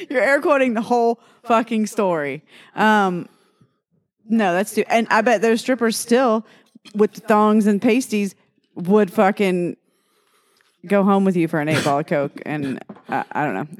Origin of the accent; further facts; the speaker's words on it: Texas, United States; moved away as an adult; also born or lived in Louisiana; I graduated high school in Texas